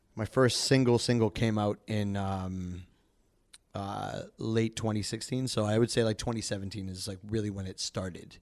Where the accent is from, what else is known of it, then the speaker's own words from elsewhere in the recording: Calgary, Alberta, Canada; now in Toronto, Canada; I'm an R and B soul artist, uh, here in Toronto. I'm actually from Calgary